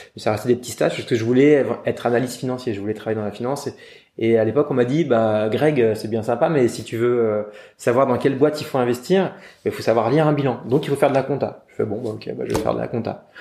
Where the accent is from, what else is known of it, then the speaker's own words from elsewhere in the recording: Yvelines, Paris suburbs, Île-de-France, France; also born or lived in London; j'ai vécu de manière très classique, euh, en banlieue parisienne, euh, voilà, à l'ouest de Paris, dans les Yvelines